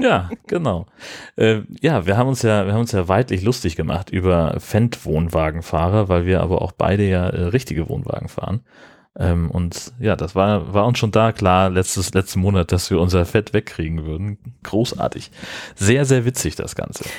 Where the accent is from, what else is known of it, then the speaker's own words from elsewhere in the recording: Germany; bei uns in Deutschland.